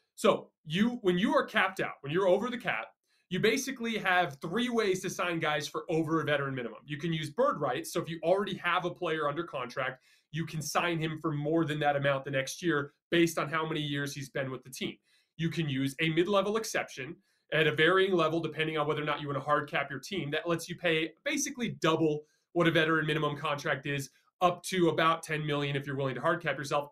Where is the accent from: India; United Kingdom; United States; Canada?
United States; Tucson, Arizona; I'm from Tucson